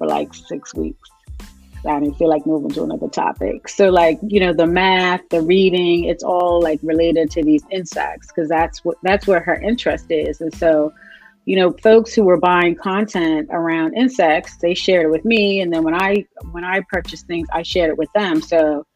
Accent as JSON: {"language": "English", "country": "Bermuda", "moved": "yes", "lives_now": "Baltimore, United States", "said": "Bermudian. I'm from Bermuda."}